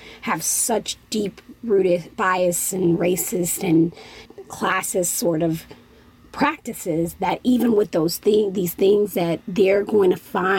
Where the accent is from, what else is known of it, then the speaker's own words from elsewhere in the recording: Chicago, Illinois, United States; I'm from the Chicagoland area